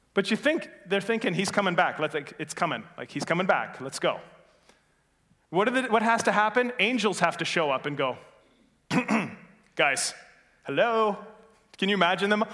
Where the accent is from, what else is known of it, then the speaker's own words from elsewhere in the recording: Norway, Michigan, United States; I'm from Norway originally, uh, Norway, Michigan, not Norway, the place overseas